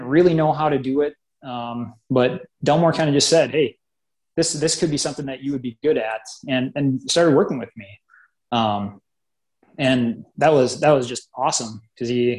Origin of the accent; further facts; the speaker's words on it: Grand Forks, North Dakota, United States; moved away as an adult; now in Bismarck, United States; moved up there right before fifth grade, lived there all the way through high school